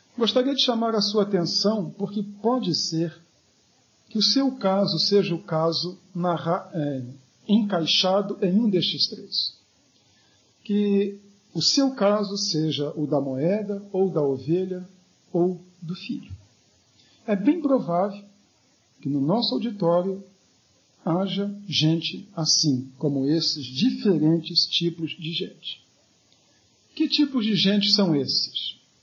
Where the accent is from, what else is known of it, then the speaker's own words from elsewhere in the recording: Rio de Janeiro, Brazil; quando eu era adolescente no Rio de Janeiro